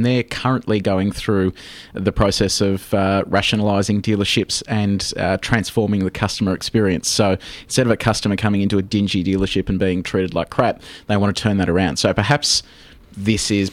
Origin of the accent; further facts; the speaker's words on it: Geelong, Victoria, Australia; I'm from Geelong